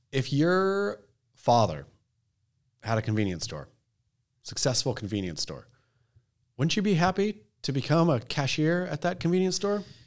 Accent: United States; as American

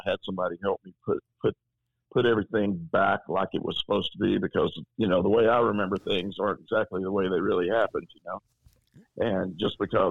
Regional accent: Tyler, Texas, United States; growing up in Tyler, Texas

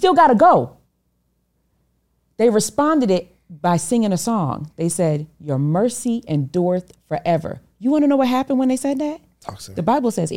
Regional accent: Rochester, New York, United States; I was from Rochester, New York

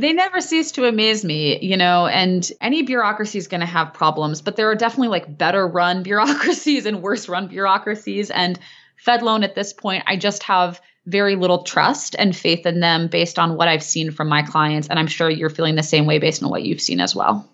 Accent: Cleveland, Ohio, United States; I operate as a solo practitioner based in my hometown of Cleveland, Ohio

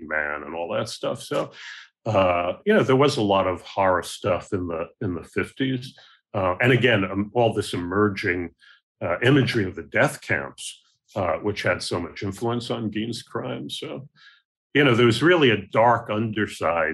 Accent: New York City, New York, United States; when I was growing up in the Bronx in my apartment building

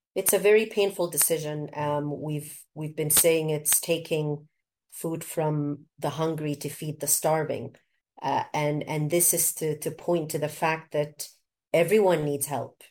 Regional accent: Canada; also born or lived in Egypt; now in South Sudan; growing up in Canada and also in Egypt

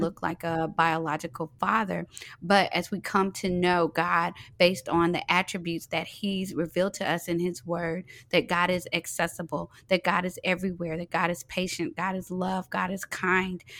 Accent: Fort Worth, Texas, United States; now in Atlanta, United States; I'm originally from Fort Worth, Texas.

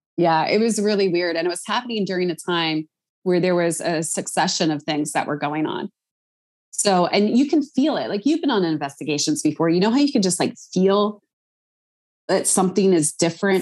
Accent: Philadelphia, Pennsylvania, United States; I'm from Philly

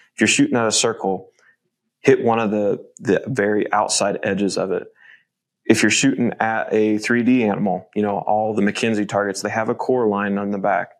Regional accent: Midwest, United States; growing up in the Midwest

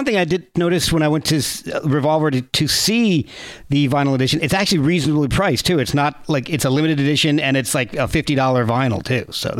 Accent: New Jersey, United States; moved away; I lived in Jersey.

